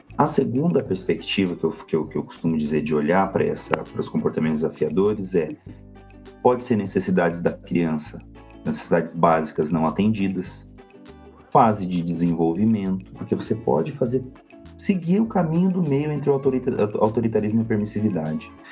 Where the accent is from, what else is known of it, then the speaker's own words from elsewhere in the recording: Goioerê, Paraná, Brazil; now in São José dos Pinhais, Brazil; Eu sou do interior do Paraná, na verdade, eu sou nascido em Goiuerê, região noroeste do Paraná, mas hoje eu moro em São José dos Pinhais